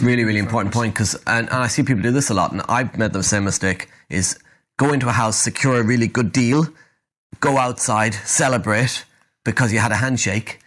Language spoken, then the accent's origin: English; Ireland; being Irish